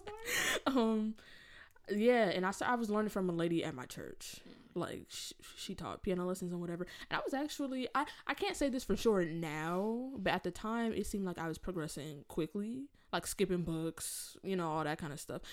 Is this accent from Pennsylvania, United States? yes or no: no; Inglewood, California, United States; now in Rochester, United States; I'm from Los Angeles, California, but more specifically, more specifically, if you know like Los Angeles area, I'm from Inglewood.